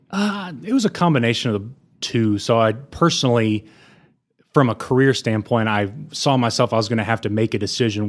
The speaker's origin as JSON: {"language": "English", "town": "Amarillo", "region": "Texas", "country": "United States", "tie": "born or raised there", "also_born_or_lived": "Austin, Texas / Denver, Colorado", "said": "I was born and raised in Amarillo, went to Sleepy Hollow, went to Bonham"}